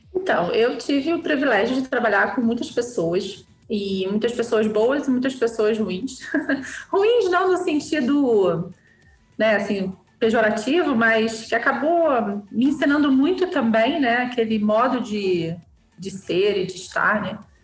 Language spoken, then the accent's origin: Portuguese; Petrópolis, Rio de Janeiro, Brazil; Nasci, cresci e vivo em Petrópolis